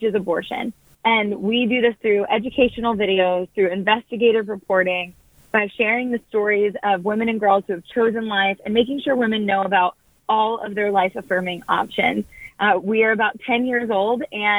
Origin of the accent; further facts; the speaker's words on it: New Jersey, United States; I grew up in New Jersey